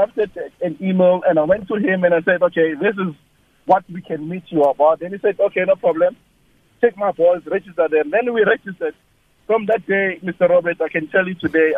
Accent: Springs, Gauteng, South Africa; I'm from Springs, I'm from Termas 2

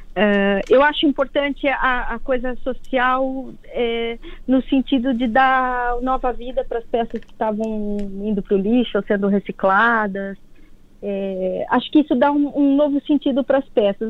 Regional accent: Brazil; now in Portugal; sou brasileira

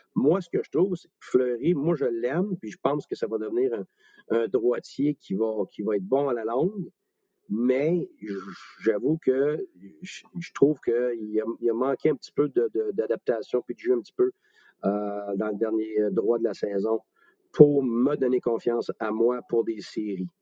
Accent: Quebec, Canada; je suis un Québécois moi aussi

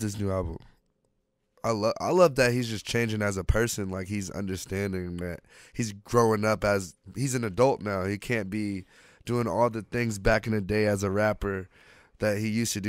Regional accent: Orlando, Florida, United States; moved away as an adult; also born or lived in Altamonte Springs, Florida; now in Los Angeles, United States; I'm from Orlando, Florida.

